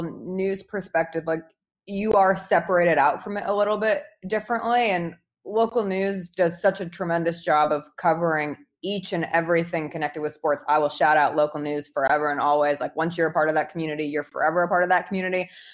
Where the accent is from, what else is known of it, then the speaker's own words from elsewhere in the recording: Denver, Colorado, United States; also born or lived in Los Angeles, California / Seattle, Washington; now in Memphis, United States; where I grew up in Denver, Colorado, and it's a little bit bigger of a city.